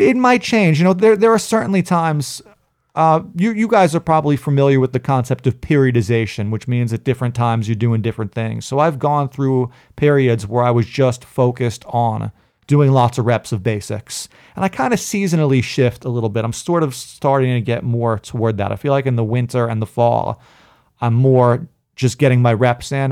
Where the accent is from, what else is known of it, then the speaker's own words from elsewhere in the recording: New York City, New York, United States; when I was a kid, I grew up in Brooklyn